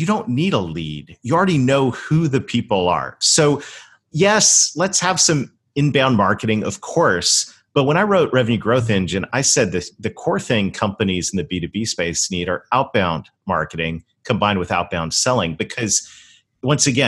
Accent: Canada; moved away; I actually was born and raised in Canada

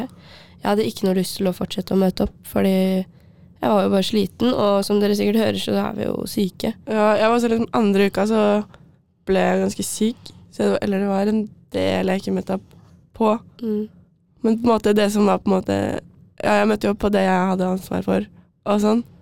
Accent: Asker, Akershus, Norway; jeg er fra Asker

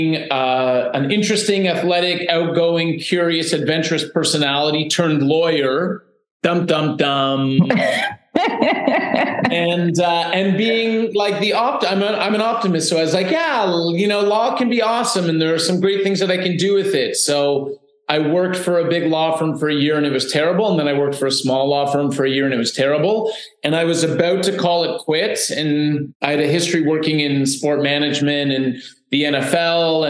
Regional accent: Canada; also born or lived in Toronto; I was born in Canada

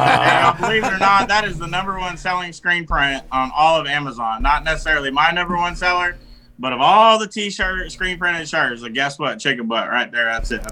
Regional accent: DeKalb County, Georgia, United States; born there; also born or lived in Kentucky / San Diego / Pennsylvania / New Jersey; I was born in DeKalb County, Georgia, right outside Atlanta, Georgia. Lived in San Diego, Pennsylvania, New Jersey. I've been everywhere, man.

